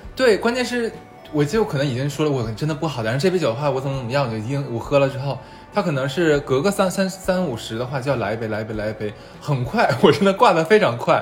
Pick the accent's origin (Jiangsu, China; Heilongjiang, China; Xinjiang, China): Heilongjiang, China; Harbin; moved away; 因为我是东北的，我酒量特别差